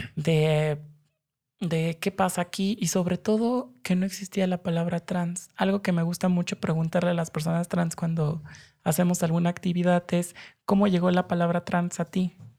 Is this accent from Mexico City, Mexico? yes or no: yes; Mexico City, Mexico; Yo crecí acá en la Ciudad de México